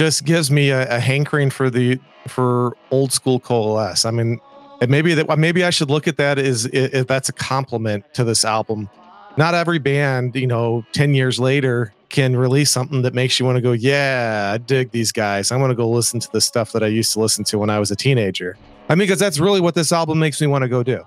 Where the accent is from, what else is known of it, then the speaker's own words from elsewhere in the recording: Kansas, United States; my home state